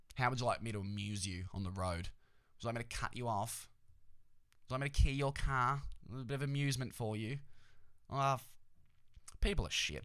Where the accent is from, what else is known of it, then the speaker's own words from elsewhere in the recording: Australia; we're like Australian